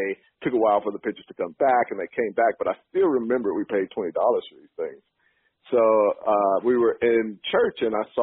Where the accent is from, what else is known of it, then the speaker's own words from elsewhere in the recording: Chattanooga, Tennessee, United States; moved away as an adult; also born or lived in New York; I am originally from Chattanooga, Tennessee. I grew up there